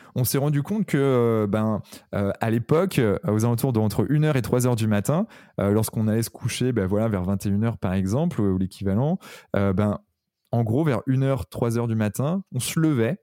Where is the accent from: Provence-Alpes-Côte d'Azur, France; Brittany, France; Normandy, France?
Brittany, France; Redon; je suis né à Redon